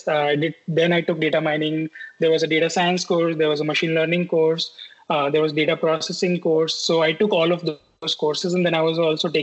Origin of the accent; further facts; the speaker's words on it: Rajasthan, India; moved away as an adult; also born or lived in Pune / Mumbai; now in United States; I stayed in small place in Rajasthan, my hometown.